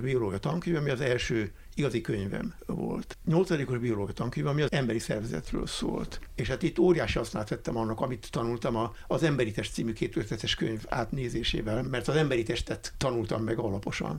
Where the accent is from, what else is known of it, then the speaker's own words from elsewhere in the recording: Budapest, Hungary; én Budán egy olyan kertes házban nőttem föl, a kis Svábhegyen